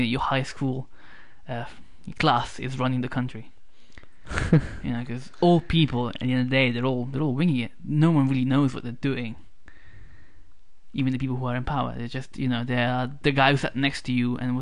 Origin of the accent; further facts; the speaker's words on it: Italy; moved away; my hometown, which used to be close to a US military base